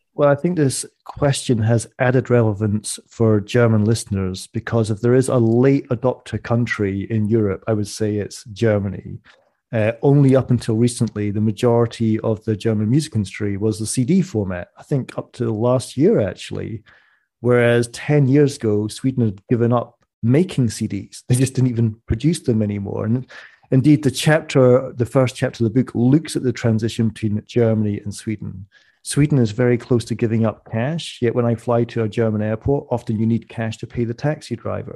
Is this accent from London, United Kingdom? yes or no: no; Scottish Borders, Scotland, United Kingdom; I'm from the Scottish borders. We have more sheep than people in my village